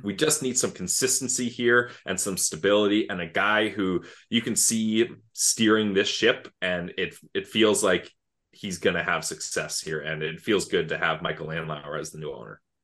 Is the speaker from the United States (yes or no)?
no; Canada; I grew up outside of Ottawa